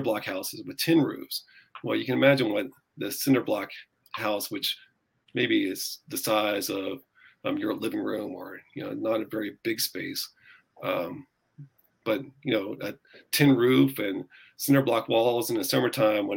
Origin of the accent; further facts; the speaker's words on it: Pennsylvania, United States; moved away as an adult; also born or lived in Namibia / Washington, D.C.; now in Sacramento, United States; going from this lush green Pennsylvania to an arid savanna was a big shock